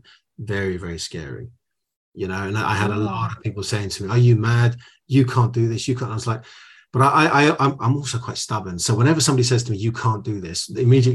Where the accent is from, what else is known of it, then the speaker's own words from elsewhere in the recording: United Kingdom; first generation, born in the UK. I'm a British Greek, as it were. My dad came on a boat